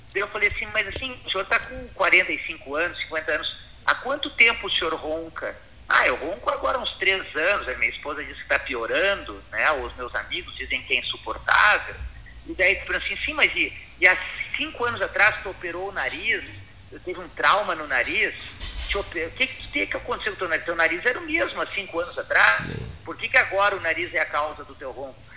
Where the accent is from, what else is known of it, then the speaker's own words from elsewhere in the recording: Pelotas, Rio Grande do Sul, Brazil; lembranças da, da minha infância em Pelotas